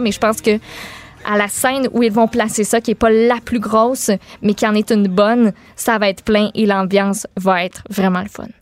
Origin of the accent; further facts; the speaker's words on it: Quebec City, Quebec, Canada; chez nous à Québec